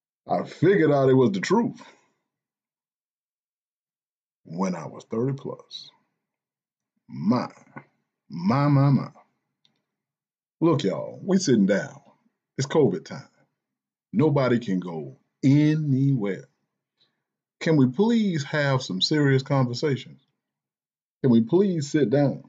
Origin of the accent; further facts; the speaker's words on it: the South, United States; I'm from the South